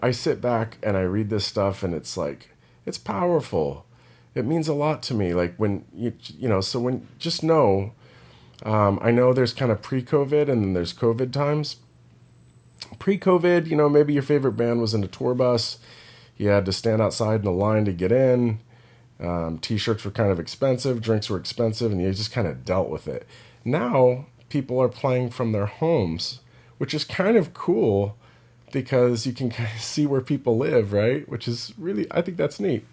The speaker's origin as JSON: {"language": "English", "area": "Monterey Bay Area", "region": "California", "country": "United States", "moved": "yes", "said": "I'm from the Monterey Bay Area."}